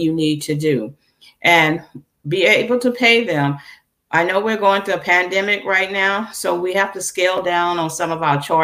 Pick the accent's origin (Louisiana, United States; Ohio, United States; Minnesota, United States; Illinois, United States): Louisiana, United States; I'm originally from Louisiana